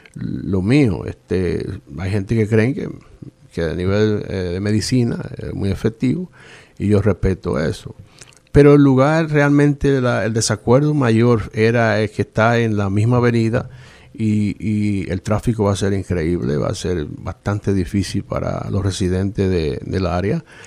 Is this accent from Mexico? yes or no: no; La Romana, Dominican Republic; also born or lived in Puerto Rico / Boston, Massachusetts; now in Rhode Island, United States; nací en la Romana, República Dominicana. Eh, emigro desde, 1977, llego a, a, Puerto Rico